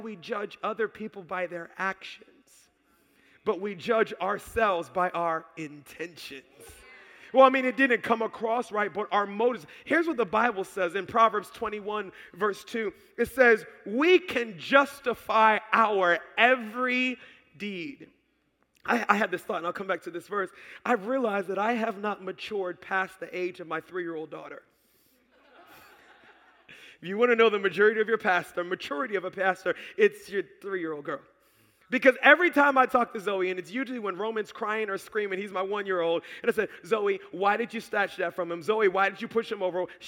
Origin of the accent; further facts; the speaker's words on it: Baltimore, Maryland, United States; also born or lived in Howard County, Maryland; We're in Howard County now, but I grew up in Baltimore